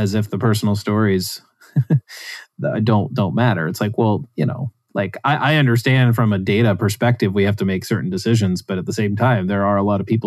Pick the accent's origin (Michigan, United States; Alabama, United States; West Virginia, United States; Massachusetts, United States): West Virginia, United States; I grew up in West Virginia, and I grew up near poverty